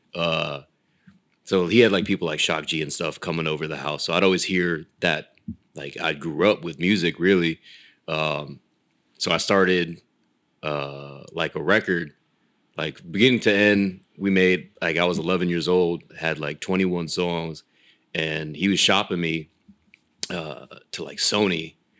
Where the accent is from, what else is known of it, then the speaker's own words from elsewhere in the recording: Folsom, California, United States; moved away as an adult; also born or lived in Rancho Cordova, California; now in Los Angeles, United States; So I'm Sacramento County. Uh, I was Rancho, and then spent the most of my the rest of my uh, teenage and adult life in Folsom before I moved out to uh